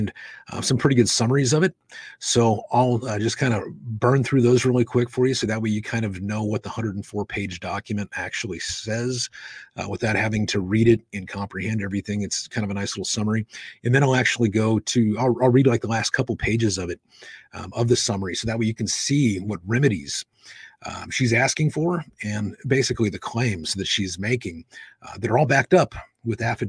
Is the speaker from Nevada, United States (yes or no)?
yes; Nevada, United States; in my home state of Nevada